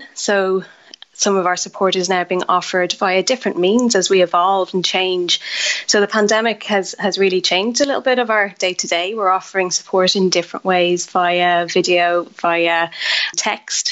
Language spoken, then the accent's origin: English; Ireland; as Irish people, we're good at having the chats